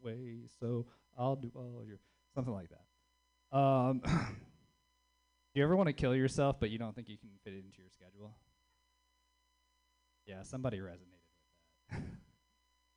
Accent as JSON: {"language": "English", "region": "the South", "country": "United States", "moved": "yes", "lives_now": "Bay Area, United States", "said": "being a Southerner in the Bay Area"}